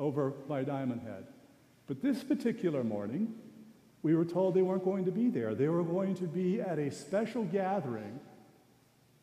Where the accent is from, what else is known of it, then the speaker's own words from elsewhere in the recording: Sendai, Miyagi, Japan; moved away; I was born in Sendai, Japan. My mother is Japanese.